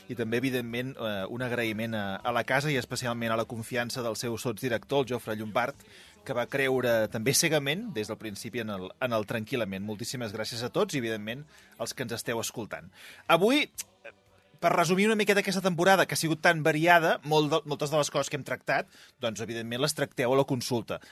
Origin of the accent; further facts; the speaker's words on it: Catalonia, Spain; Jo, com a bon català